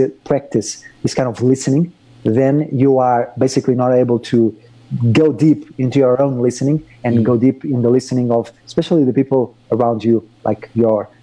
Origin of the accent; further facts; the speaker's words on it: Portugal; moved away as an adult; also born or lived in Madrid; I was brought up in Portugal